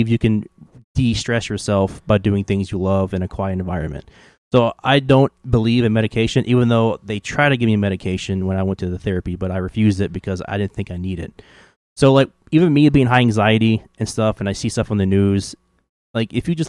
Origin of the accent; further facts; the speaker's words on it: the South, United States; accent: southern; now I'm at the point to where I'm just so scared to, like, actually speak my southern accent.